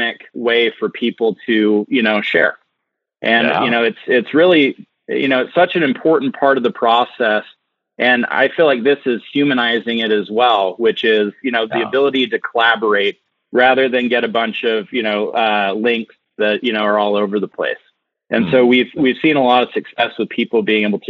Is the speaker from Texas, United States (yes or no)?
no; Park City, Utah, United States; I'm from Utah and I grew up in Park City